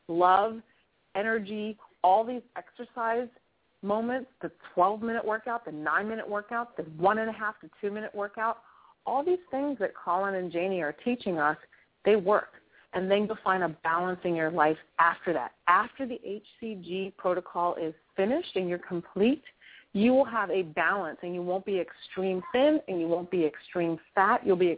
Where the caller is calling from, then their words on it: San Francisco, California, United States; I'm super fine from San Francisco.